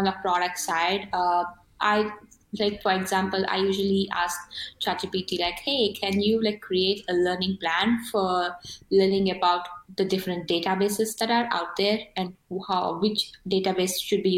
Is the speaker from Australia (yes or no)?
no; India; first language Telugu; English is a second language; I'm not a native English speaker. So I'm from India and I speak a language called Telugu